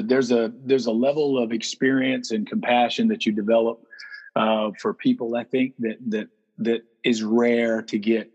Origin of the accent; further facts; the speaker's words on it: Atlanta, Georgia, United States; also born or lived in Marietta, Georgia; I born and raised in Atlanta, Georgia. Moved to Marietta when I was 10. Went to high school here. Went to the University of Georgia.